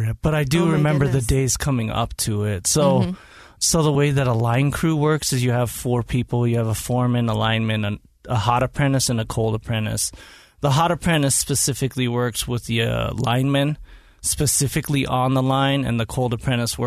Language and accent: English; West Valley City, Utah, United States; also born or lived in Hawaii; now in Herriman, United States; grew up in West Valley City